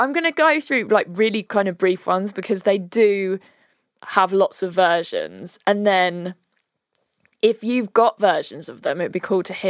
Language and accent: English; United Kingdom; we're so British.